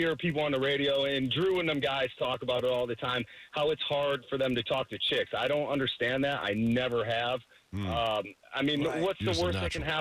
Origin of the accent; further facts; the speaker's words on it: north outside of Cleveland, Ohio, United States; I grew up north outside of Cleveland